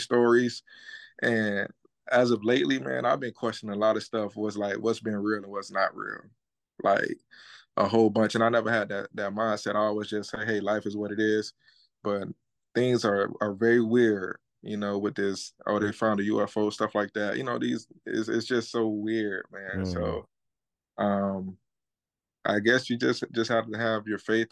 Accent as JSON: {"language": "English", "region": "Florida", "country": "United States", "said": "I'm from Florida too as well"}